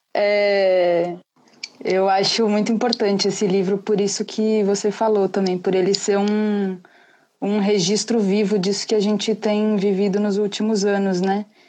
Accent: São Paulo, Brazil; eu sou de São Paulo

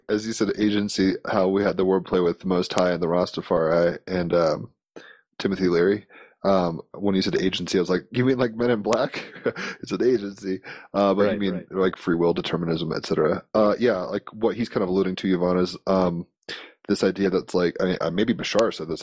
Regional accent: Virginia, United States; I mean I grew up in Virginia where Williamsburg is

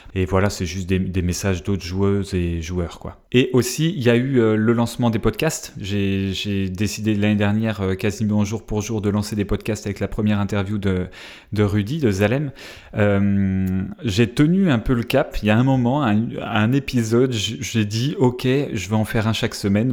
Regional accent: France; accent: French; je vais parler anglais avec mon petit accent Frenchy

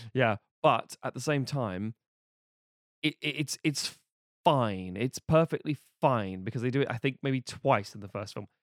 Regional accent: United Kingdom; being British

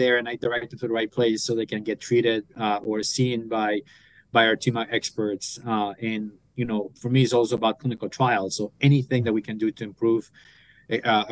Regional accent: Colombia; moved away as an adult; now in United States; So I'm originally from Colombia. So I went to medical school at 16.

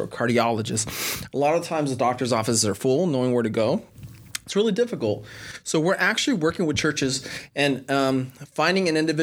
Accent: California, United States; also born or lived in Birmingham, Alabama; now in Orlando, United States; I'm originally from California

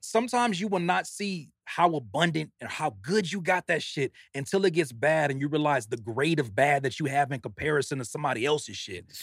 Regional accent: Carson, California, United States; moved away as an adult; also born or lived in Downey, California / Rancho Cucamonga, California; I grew up in Carson, California. Went to high school in Downey

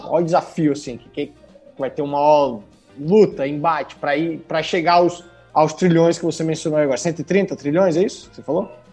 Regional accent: Bahia, Brazil; moved away; also born or lived in Espírito Santo; Eu sou baiano

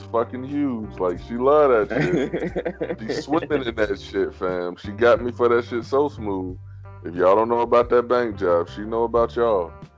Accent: United States; I'm an American

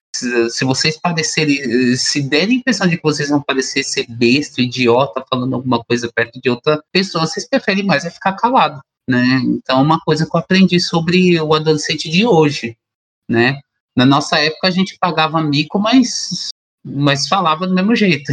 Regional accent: Brazil; nós enquanto brasileiros

